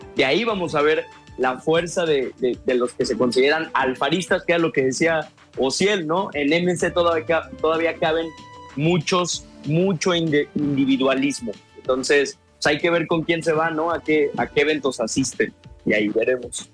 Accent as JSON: {"language": "Spanish", "region": "San Luis Potosí", "country": "Mexico", "said": "yo soy de San Luis Potosí"}